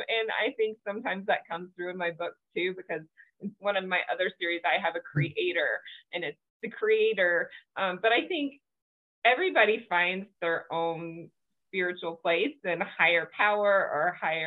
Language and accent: English; the South, United States; I grew up in the South and was Christian as well